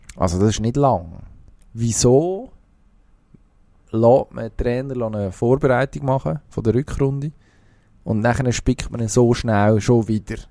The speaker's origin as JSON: {"language": "German", "region": "Zurich", "country": "Switzerland", "said": "als Zürcher verstehe ich"}